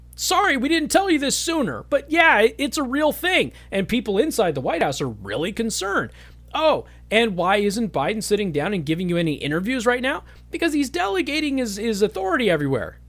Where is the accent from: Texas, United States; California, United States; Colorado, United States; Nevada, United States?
Nevada, United States; Las Vegas; the Las Vegas Sun, the liberal paper in Las Vegas, Nevada, my hometown